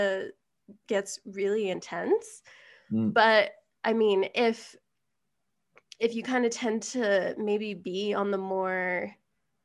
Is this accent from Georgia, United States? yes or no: no; Colorado, United States; also born or lived in Vancouver, British Columbia; I'm from Colorado